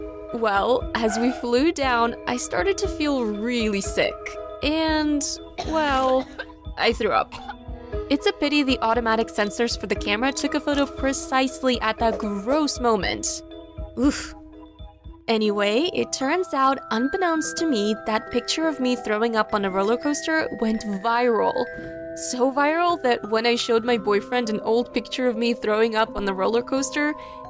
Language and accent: English; Texas, United States; I'm from Texas.